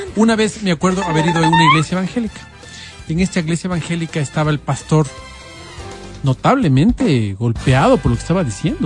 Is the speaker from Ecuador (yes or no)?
yes; Ecuador; como ecuatoriano